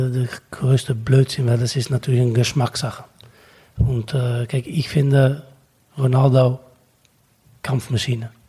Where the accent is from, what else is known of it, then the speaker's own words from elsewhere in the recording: Netherlands; German is a second language; als Holländer